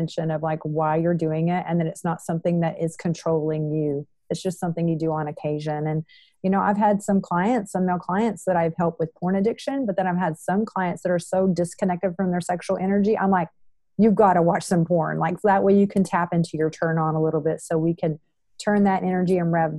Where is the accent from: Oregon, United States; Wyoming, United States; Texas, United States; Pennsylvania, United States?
Texas, United States; I'm from Texas